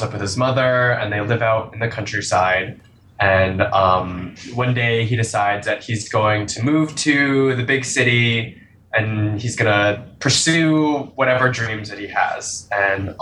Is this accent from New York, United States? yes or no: yes; Albany, New York, United States; now in New York City, United States; I grew up in Albany, New York.